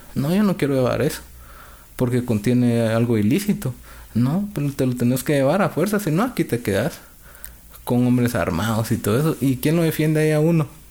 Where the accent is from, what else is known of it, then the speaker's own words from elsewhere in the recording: Guatemala; moved away as an adult; also born or lived in California; now in Utah, United States; salí de Guatemala día lunes